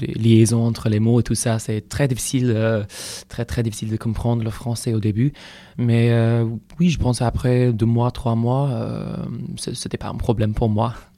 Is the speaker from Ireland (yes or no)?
yes; a small village two hours from Cork, Munster, Ireland; French is a second language; moved away as an adult; now in Rennes, France; je viens d'Irlande. Euh, je viens d'une très petite village à la campagne. Deux heures, deux heures de Cork, c'est vraiment le, sud-ouest d'Irlande